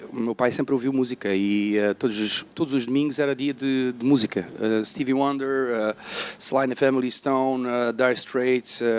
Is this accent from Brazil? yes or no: no; Algarve, Portugal; also born or lived in Amsterdam, Netherlands; eu apareci no Algarve, eh, pá, não tinha escolha, tinha dois anos.